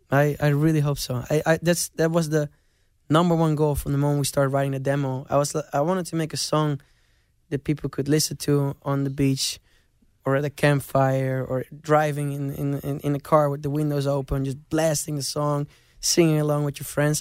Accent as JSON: {"language": "English", "town": "Amsterdam", "region": "North Holland", "country": "Netherlands", "tie": "born or raised there", "said": "I grew up in Amsterdam"}